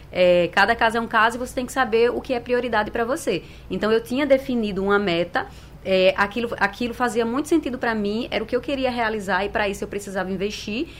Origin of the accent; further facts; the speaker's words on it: Brazil; A gente é brasileiro